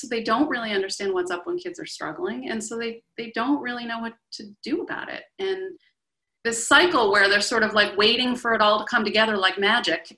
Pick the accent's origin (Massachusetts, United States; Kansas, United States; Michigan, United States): Massachusetts, United States; Boston; I grew up in the Boston area